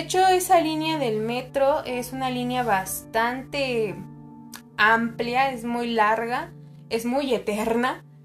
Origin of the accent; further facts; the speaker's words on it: Mexico; also born or lived in Mexico City; como buen mexicano